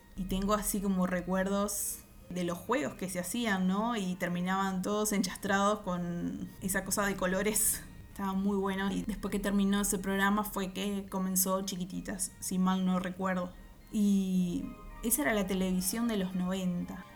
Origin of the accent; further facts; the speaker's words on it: Uruguay; soy de Uruguay